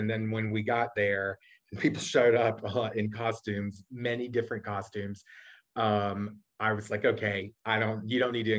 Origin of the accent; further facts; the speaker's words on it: Georgia, United States; my home state of Georgia